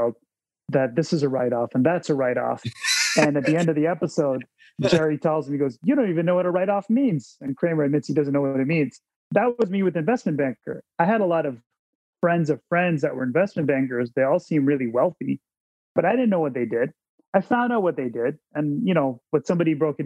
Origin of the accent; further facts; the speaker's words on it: Toronto, Ontario, Canada; I'm a kid from Scarborough